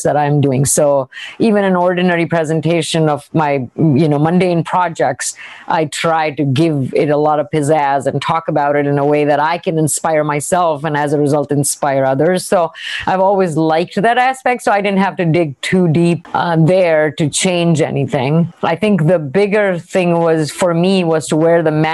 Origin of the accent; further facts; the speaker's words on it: India; moved away; I grew up in India